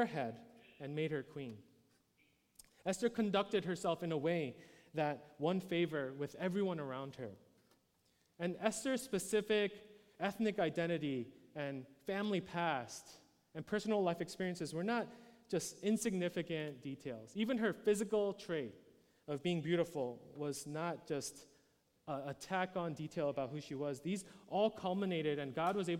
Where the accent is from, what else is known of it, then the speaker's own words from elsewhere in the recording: New York City, New York, United States; I was born in New York City, born and raised there